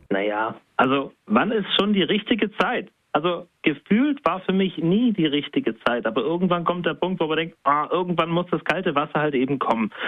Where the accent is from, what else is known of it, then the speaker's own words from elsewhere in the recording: Spaichingen, Baden-Württemberg, Germany; ich komme aus Speiching. Ich bin sogar da geboren. Ich bin dort zur Schule gegangen